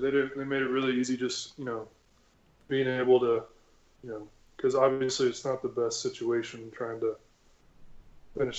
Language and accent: English; San Antonio, Texas, United States; I grew up in San Antonio.